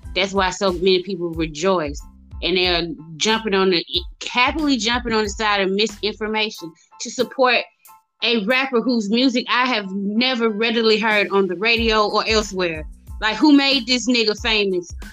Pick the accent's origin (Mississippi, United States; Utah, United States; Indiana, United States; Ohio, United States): Mississippi, United States; accent: southern; folks don't be thinking I'm from Mississippi